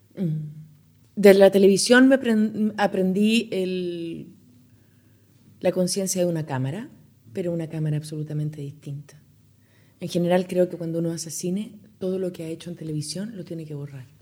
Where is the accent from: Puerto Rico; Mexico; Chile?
Chile; en mi país